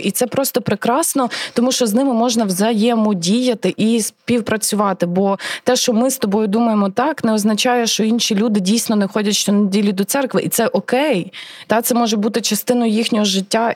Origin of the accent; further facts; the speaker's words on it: Rivne Oblast, Ukraine; moved away as an adult; also born or lived in Lviv; вродженка Рівненщини, е, це ж моя мала батьківщина